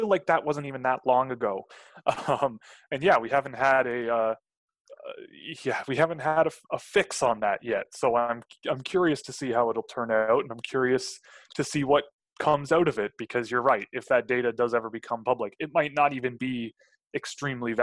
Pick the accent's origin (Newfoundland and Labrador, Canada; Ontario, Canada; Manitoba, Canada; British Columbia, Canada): Ontario, Canada; Toronto; I grew up in Toronto